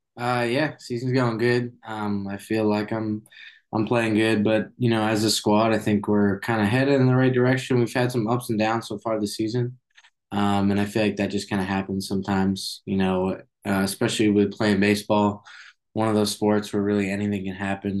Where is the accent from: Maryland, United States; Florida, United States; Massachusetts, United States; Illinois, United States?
Massachusetts, United States; Boston area; born or raised there